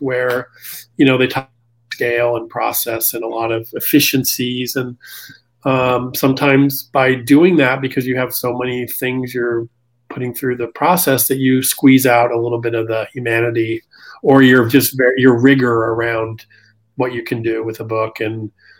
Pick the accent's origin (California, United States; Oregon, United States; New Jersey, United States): California, United States; San Diego; moved away as an adult; also born or lived in New York City; I grew up in San Diego, which is not known as the publishing mecca of the world.